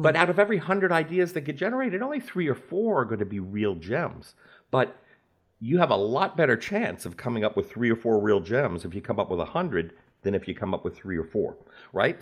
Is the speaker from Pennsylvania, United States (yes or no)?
no; New Orleans, Louisiana, United States; moved away as an adult; also born or lived in New York City; moved from my hometown of New Orleans to New York to pursue that career.